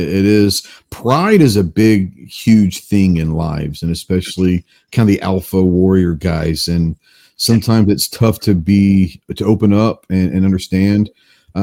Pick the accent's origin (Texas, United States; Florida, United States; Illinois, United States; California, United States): Texas, United States; Dallas; I'm from Texas. I'm from Dallas